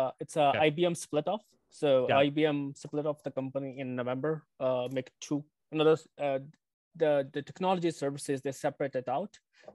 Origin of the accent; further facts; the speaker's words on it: Detroit, Michigan, United States; I'm from Detroit.